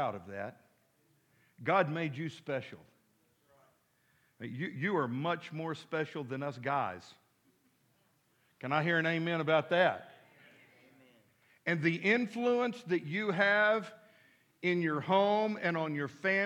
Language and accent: English; Midland, United States; now in Fort Smith, United States; growing up in Midland, out in the country